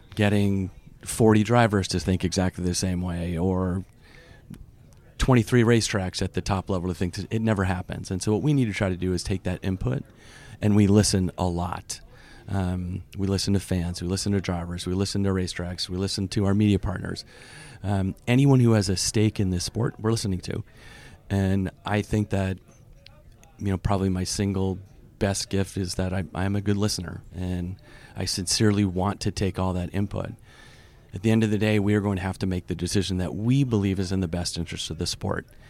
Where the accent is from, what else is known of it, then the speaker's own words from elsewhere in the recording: Vermont, United States; moved away as an adult; also born or lived in Boston / New York; I grew up in Vermont